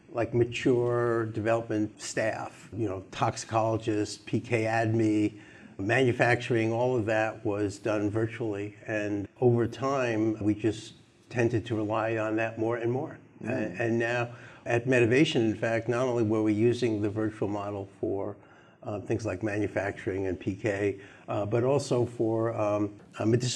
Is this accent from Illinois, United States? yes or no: no; New York, United States; I'm a New Yorker